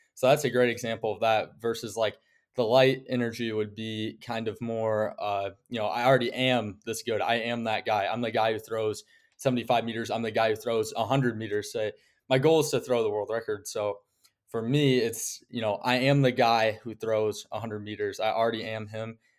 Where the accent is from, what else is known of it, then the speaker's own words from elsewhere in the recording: Okoboji, Iowa, United States; I'm from Okoboji, Iowa, which is, uh, small town in northwest Iowa